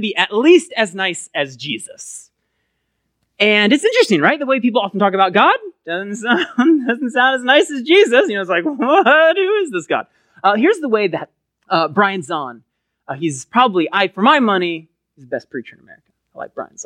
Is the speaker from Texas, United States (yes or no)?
yes; Collin County, Texas, United States; I grew up in Collin County